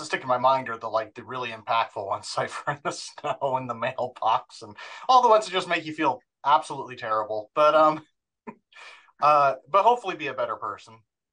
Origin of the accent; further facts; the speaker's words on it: Orem, Utah, United States; also born or lived in Provo; Born and raised in Utah, active Mormon parents, born in Provo, raised in Orem. So very much Utah Valley, served a mission, Portland, Oregon, 2001, 2003.